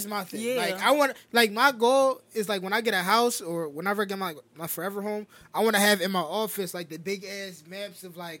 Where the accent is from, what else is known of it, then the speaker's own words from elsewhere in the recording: Las Vegas, Nevada, United States; I was born in Vegas.